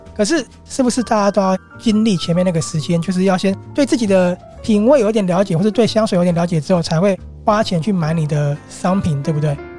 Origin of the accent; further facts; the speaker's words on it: Taiwan; 很符合我们台湾人的一个生活形态